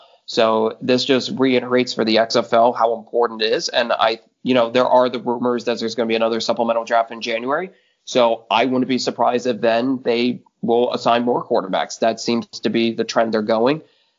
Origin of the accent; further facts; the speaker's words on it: Dallas, Texas, United States; I'm from the Dallas area